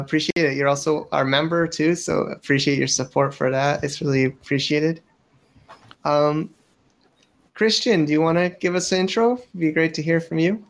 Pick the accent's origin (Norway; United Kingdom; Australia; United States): United States; now in China; I'm an American